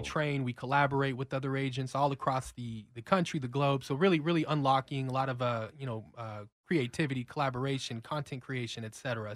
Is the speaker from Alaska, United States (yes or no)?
no; Los Angeles, California, United States; moved away as an adult; I'm a relocator from California, so I'm a Rams fan, born and raised